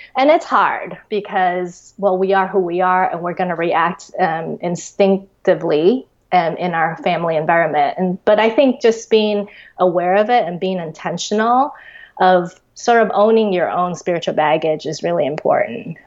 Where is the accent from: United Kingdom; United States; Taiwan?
Taiwan; also born or lived in Australia; I was born and raised in Taiwan, but when I was uh, in fourth grade, we actually immigrated to Australia. Um, and then after three years of that, we came back to Taiwan